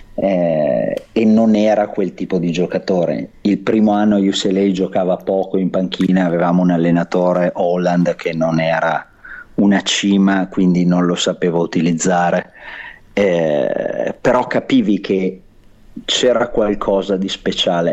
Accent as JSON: {"language": "Italian", "town": "Verona", "region": "Veneto", "country": "Italy", "moved": "as an adult", "lives_now": "Los Angeles, United States", "said": "io vengo da Verona"}